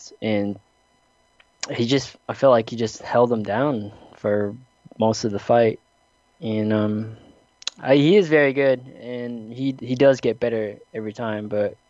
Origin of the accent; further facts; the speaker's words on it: South Dakota, United States; growing up in the Midwest and South Dakota